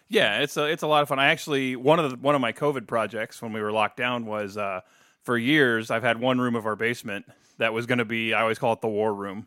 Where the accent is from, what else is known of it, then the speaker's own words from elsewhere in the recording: New Philadelphia, Ohio, United States; moved away as an adult; now in Toledo, United States; New Philadelphia, Ohio